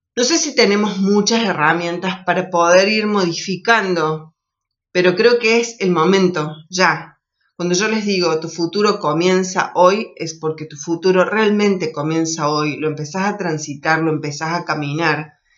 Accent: Argentina

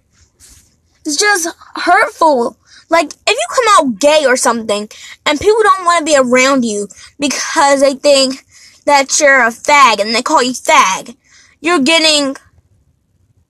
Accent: United States; I'm American, but I'm an African American

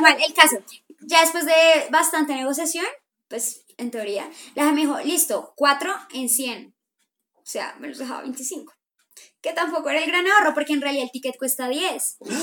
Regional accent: Colombia; somos colombianos

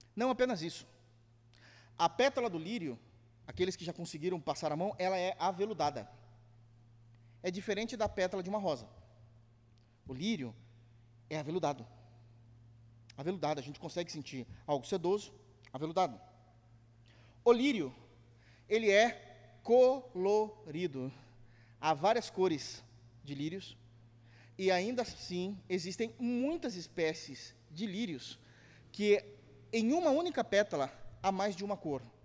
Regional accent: Brazil; nós brasileiros

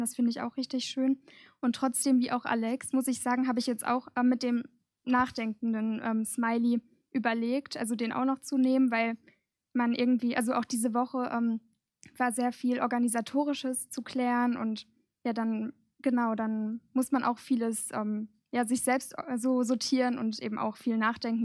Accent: Gelsenkirchen, North Rhine-Westphalia, Germany; ich komme aus Gelsenkirchen, also auch ganz aus der Nähe

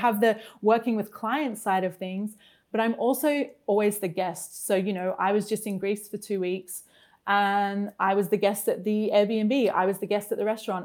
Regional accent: Brisbane, Queensland, Australia; moved away as an adult; my hometown of Brisbane in Australia

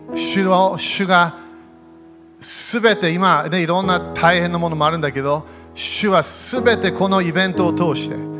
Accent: Japan; 日本で生まれた

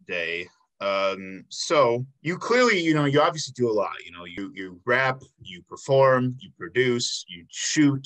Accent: South Suburbs of Chicago, Illinois, United States; now in Milwaukee, United States; I'm from the South Suburbs of Chicago

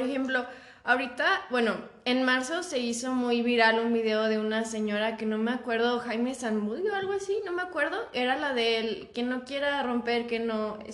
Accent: Mexico; no soy de México, pero pues toda mi vida he estado aquí

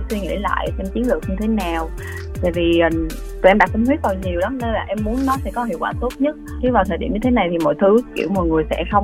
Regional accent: Vinh Long, Vietnam; now in Ho Chi Minh City, Vietnam; dạ nhà em ở vĩnh long ạ à ở thành phố Vĩnh Long

